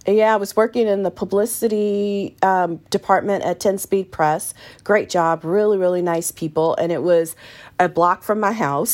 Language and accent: English; San Francisco Bay Area, East Bay, California, United States; I grew up in the San Francisco Bay Area in a small town in the East Bay